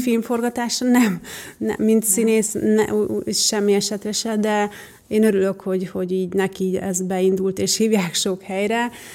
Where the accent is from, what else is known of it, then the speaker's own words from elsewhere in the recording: Nagykanizsa, Zala, Hungary; also born or lived in Budapest; now in Göd, Hungary; gyerekkoromban ugye a Nagykanizsán jártam iskolába